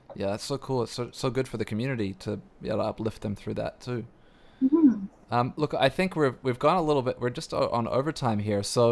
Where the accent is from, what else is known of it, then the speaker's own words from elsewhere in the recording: Canada; as a Canadian